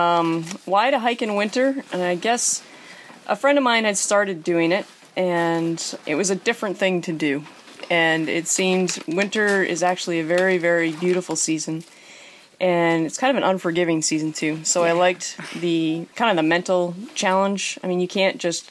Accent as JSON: {"language": "English", "town": "Readfield", "region": "Maine", "country": "United States", "said": "I'm from Reedfield, Maine."}